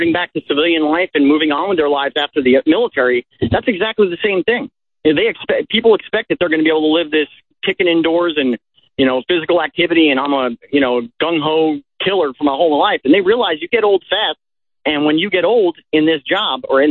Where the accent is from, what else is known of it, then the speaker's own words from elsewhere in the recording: New Jersey, United States; I was lower class from New Jersey growing up